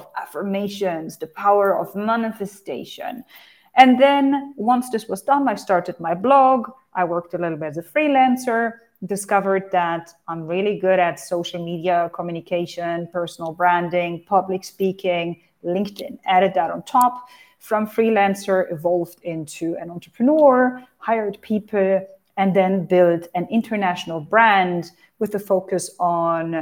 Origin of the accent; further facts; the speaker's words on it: Hanover, Lower Saxony, Germany; moved away as an adult; also born or lived in United Arab Emirates; I'm originally from Hanover, Germany.